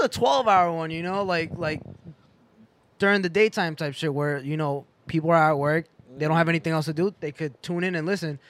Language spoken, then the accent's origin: English; Boston, Massachusetts, United States; I'm from Boston